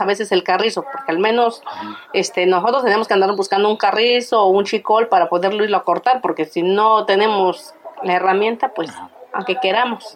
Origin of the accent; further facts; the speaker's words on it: San Juan Bautista Cuicatlán, Oaxaca, Mexico; soy originaria de San Juan Bautista, Cuicatlán, Oaxaca